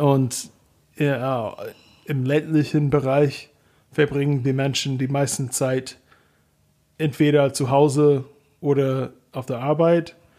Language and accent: German; Kentucky, United States; German is a second language; moved away as an adult; now in Germany; in meiner Heimatstadt in Kentucky